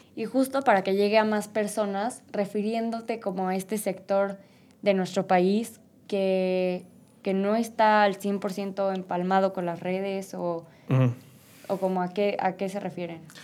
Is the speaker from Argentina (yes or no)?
no; Mexico; nuestro país